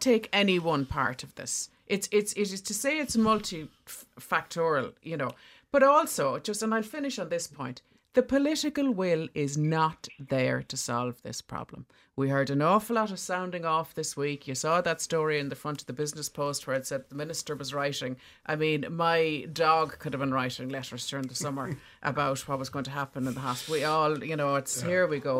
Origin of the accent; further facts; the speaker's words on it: Bantry, Munster, Ireland; I'm from Bantry in West Cork